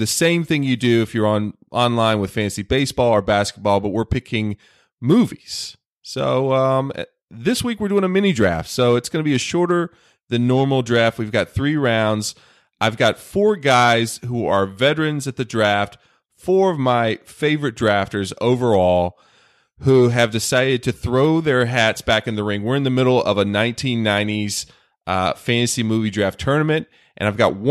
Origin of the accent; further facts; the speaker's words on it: the South, United States; I'm from the South.